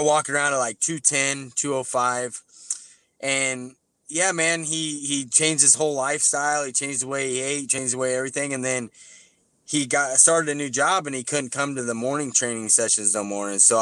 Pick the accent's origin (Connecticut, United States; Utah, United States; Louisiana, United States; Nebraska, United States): Nebraska, United States; Nebraska City; my hometown, Nebraska City, Nebraska